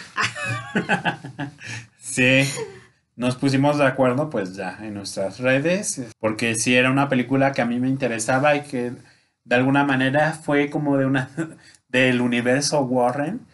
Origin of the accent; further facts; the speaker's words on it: Mexico; Como de, buen mexicano